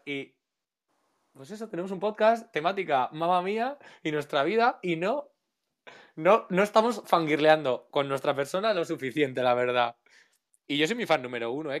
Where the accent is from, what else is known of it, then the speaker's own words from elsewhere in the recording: Spain; soy español, pero segundo de todo, soy un chico mediterráneo